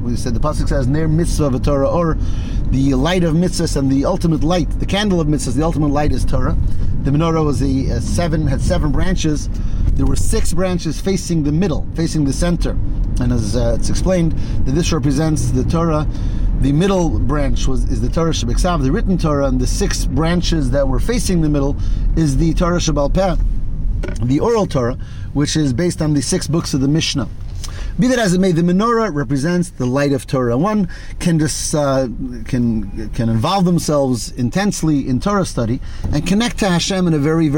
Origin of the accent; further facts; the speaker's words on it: Detroit, Michigan, United States; I grew up in Detroit